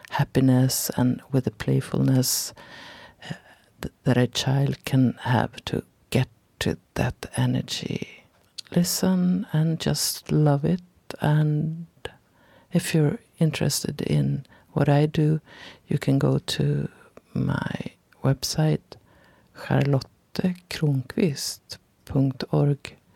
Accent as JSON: {"language": "English", "country": "Sweden", "second_language": "English", "said": "you can hear I'm from Sweden"}